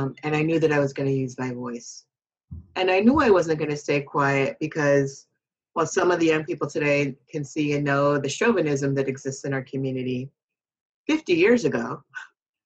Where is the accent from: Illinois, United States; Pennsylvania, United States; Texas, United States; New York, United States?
Illinois, United States; Chicago